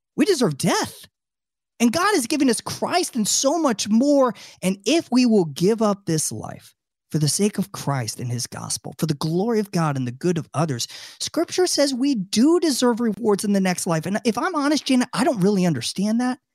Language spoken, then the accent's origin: English; Tampa, Florida, United States; also born or lived in Washington, D.C.; my hometown of Tampa, Florida